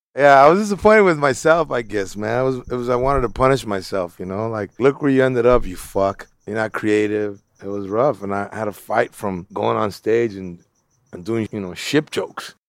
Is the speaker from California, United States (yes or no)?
yes; Los Angeles, California, United States; I grew up in East L A in Bald Heights